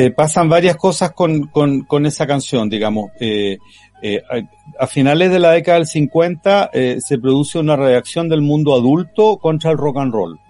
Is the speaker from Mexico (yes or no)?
no; Chile; nuestro sello chileno